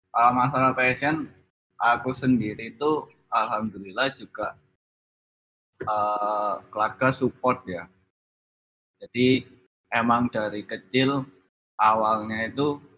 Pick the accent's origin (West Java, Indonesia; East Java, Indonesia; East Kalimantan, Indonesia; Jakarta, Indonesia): East Java, Indonesia; Surabaya; now in Yogyakarta, Indonesia; Saya asalnya Surabaya, tapi saat ini tinggal di Yogyakarta.